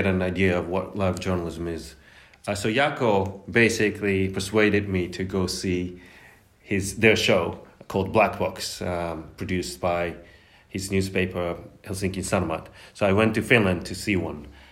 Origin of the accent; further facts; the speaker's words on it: Japan; moved away as an adult; now in Oxford, United Kingdom; I'm a journalist from Japan